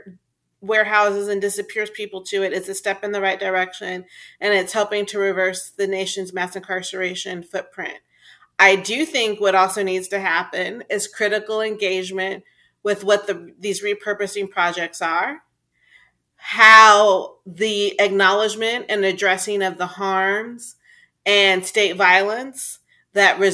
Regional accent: Texas, United States; my home state of Texas

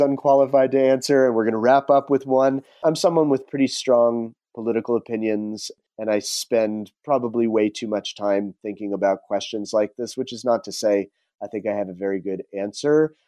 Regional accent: New Jersey, United States; moved away as an adult; also born or lived in Rhode Island / California / Peru / Bay Area; I grew up on the East Coast. I grew up in New Jersey in a fairly tony suburb of New York

